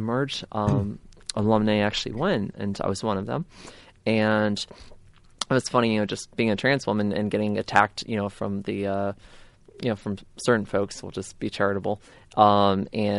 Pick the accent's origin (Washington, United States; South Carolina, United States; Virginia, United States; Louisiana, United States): Virginia, United States; Manassas; I was born in Prince William Hospital in Manassas, September 30th, 1984